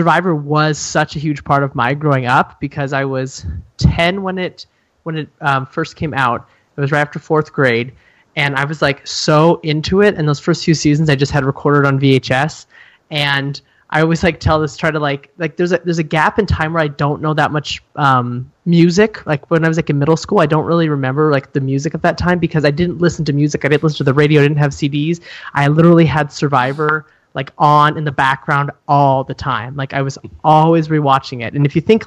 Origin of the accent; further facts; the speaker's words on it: Montana, United States; also born or lived in Germany / Chicago, Illinois; I am from Montana, live here now, but I went to school in Montana